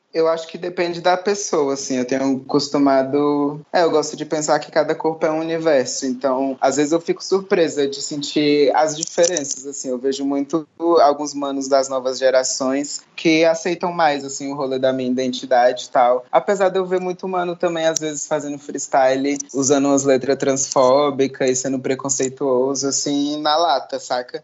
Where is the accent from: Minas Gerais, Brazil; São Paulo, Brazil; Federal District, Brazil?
Federal District, Brazil; Gama; also born or lived in Santa Maria, Federal District; eu nasci no Gama, que é uma cidade aqui, satélite do Distrito Federal